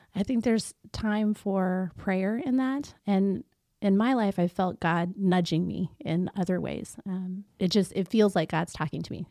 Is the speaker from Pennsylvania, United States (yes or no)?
no; Concordia, Missouri, United States; I grew up here in Concordia, uh, born and raised, and my family is still around